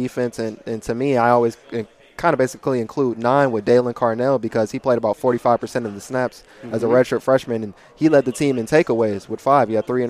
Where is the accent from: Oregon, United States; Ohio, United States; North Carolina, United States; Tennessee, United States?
North Carolina, United States; Charlotte; also born or lived in Kansas; So I was born 15 minutes from Kansas State, but I'm an Army brat. I lived everywhere. I didn't really live there too long. I grew up in Charlotte, North Carolina.